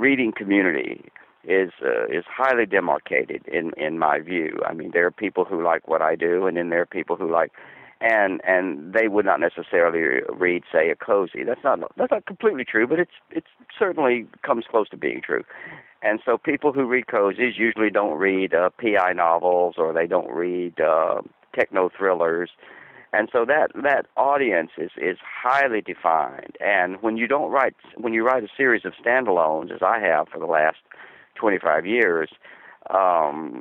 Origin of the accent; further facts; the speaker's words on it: the American South, United States; moved away as an adult; also born or lived in New York City; I grew up in the Southern school system.